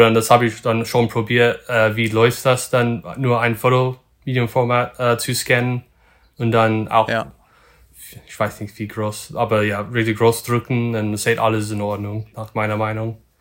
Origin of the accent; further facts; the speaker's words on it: north of Sacramento, Northern California, United States; German is a second language; also born or lived in Lüneburg, Germany / Berlin, Germany; ich komme aus Nordkalifornien im Norden von Sacramento